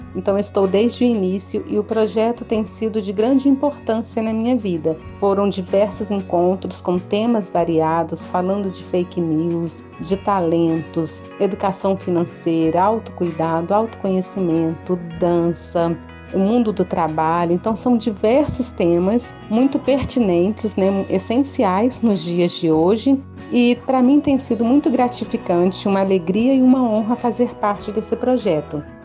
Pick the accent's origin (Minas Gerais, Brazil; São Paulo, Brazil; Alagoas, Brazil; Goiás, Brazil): Minas Gerais, Brazil; Mariana; eu sou da cidade de Mariana